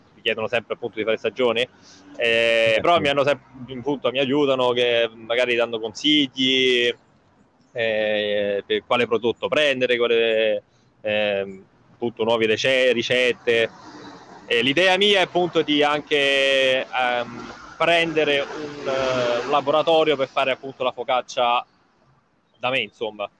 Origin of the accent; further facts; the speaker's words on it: Rome, Lazio, Italy; moved away as an adult; now in London, United Kingdom; io da romano